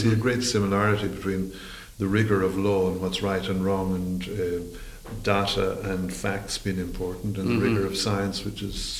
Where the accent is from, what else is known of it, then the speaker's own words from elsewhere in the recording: Sligo, Connacht, Ireland; moved away as an adult; also born or lived in Galway / England / Brussels / China; now in Australia; So I am Irish, and no credit for those who've worked that out already. So I was born on the west coast of Ireland in mm-hmm. Sligo. Went to school there.